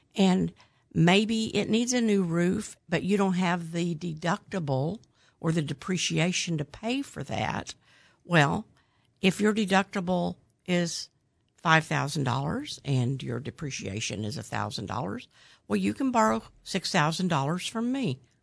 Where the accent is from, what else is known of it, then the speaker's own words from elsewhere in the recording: Midwest City, Oklahoma, United States; I grew up in Midwest City